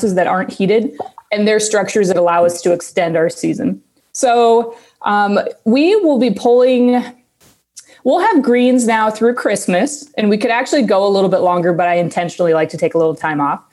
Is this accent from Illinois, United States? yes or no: no; Des Moines, Iowa, United States; I grew up here in Des Moines